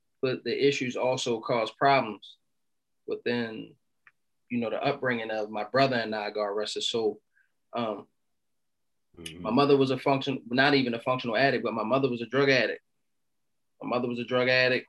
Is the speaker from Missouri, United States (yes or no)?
no; Baltimore, Maryland, United States; I'm from Baltimore City, Baltimore, Maryland